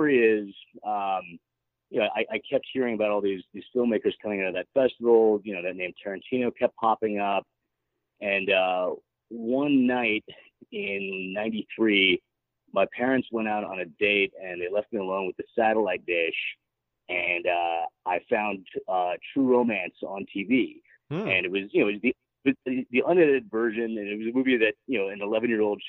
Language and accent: English; Park City, Utah, United States; growing up in Park City